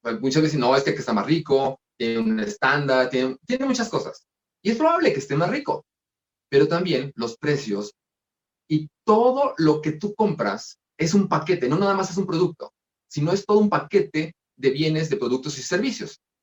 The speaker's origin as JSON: {"language": "Spanish", "country": "Mexico", "said": "así somos nosotros los mexicanos"}